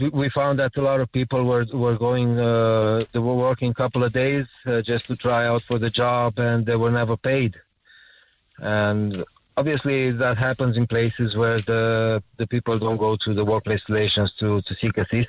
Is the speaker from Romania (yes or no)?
yes; Romania; now in Ireland; I'm from the Romanian community